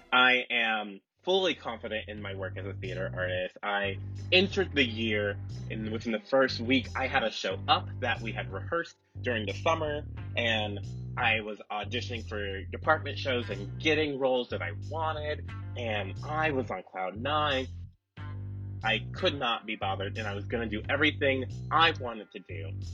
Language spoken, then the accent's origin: English; Seattle, Washington, United States; moved away as an adult; also born or lived in Minnesota; I'm from Seattle